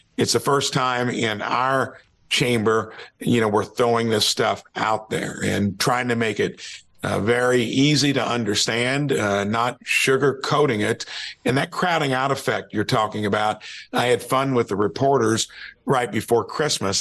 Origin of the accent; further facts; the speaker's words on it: Jasper, Indiana, United States; I'm from Jasper, Indiana